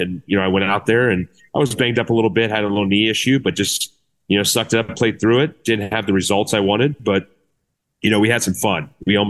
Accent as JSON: {"language": "English", "town": "Cincinnati", "region": "Ohio", "country": "United States", "tie": "born or raised there", "said": "I grew up in Cincinnati, so a lot of friends and family I knew in the area."}